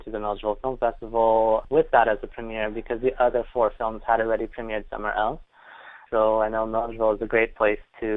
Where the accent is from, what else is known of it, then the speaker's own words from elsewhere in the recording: Canada; we're from Canada